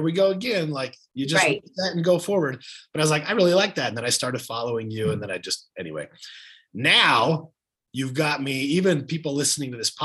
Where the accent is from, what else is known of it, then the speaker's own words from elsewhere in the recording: Utah, United States; also born or lived in Arizona; I'm from Utah